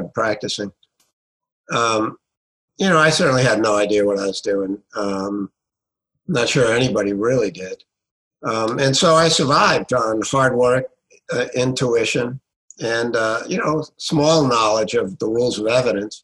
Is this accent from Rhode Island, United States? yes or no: yes; Providence, Rhode Island, United States; also born or lived in Tuscaloosa, Alabama / Washington, D.C.; born and raised in Providence, Rhode Island